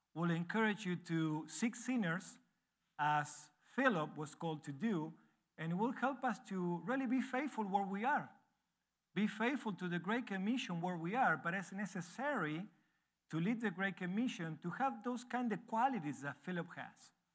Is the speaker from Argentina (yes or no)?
yes; Argentina; English is a second language; moved away as an adult; now in Uruguay; I was born and raised in Argentina, so that you can see that I have an accent when I speak English.